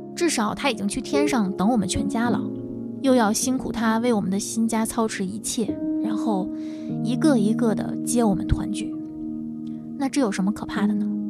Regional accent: Tianjin, China; now in Beijing, China; 来自天津，现居北京

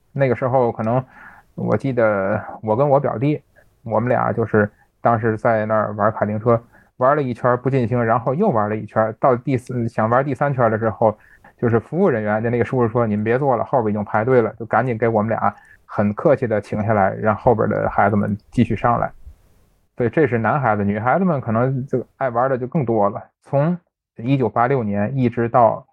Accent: Tianjin, China; 咱们天津人爱加个儿化音

